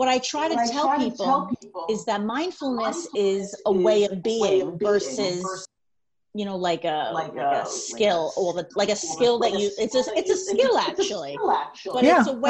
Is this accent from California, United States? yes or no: no; Long Island, New York, United States; also born or lived in Pennsylvania; I'm from Long Island.